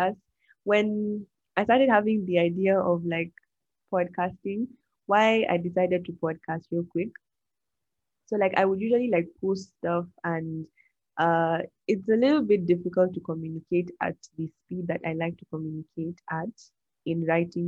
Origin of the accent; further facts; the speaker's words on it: Nigeria; I love my country, Nigeria. Fun fact, I'm Nigerian.